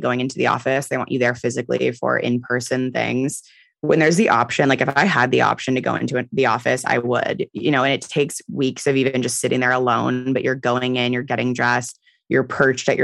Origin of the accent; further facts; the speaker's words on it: San Francisco, California, United States; I'm from San Francisco, so I have a ton of friends here